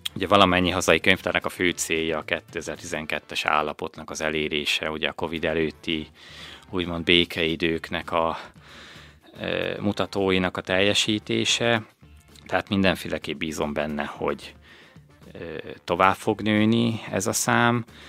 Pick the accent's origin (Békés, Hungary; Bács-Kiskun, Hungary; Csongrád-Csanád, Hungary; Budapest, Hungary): Békés, Hungary; Újkígyós; also born or lived in Szeged; én új kígyósi származású vagyok, viszont az mindig is fontosnak éreztem, hogy ne szakadjak el a, a, a szülőföldemtől